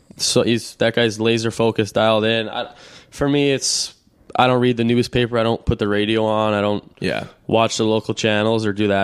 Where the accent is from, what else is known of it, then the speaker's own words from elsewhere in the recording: Boston, Massachusetts, United States; For me, it was all about coming home, and I grew up in Boston